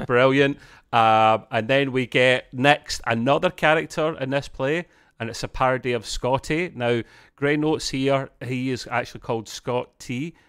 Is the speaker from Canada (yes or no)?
no; Scotland, United Kingdom; as a Scotsman myself